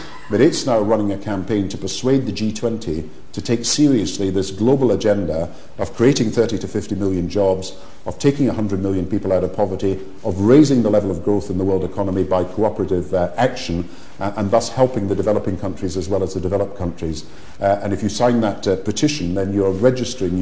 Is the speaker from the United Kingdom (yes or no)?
yes; Kirkcaldy, Scotland, United Kingdom; Kirkcaldy, the town I was brought up